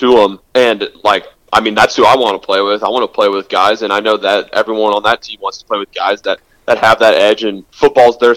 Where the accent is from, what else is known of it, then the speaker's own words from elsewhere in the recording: Houston, Texas, United States; I grew up in Houston